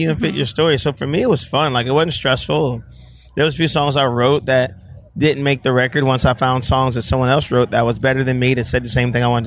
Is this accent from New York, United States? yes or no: no; Delaware, United States; Mercury Lane is a street I grew up on in Delaware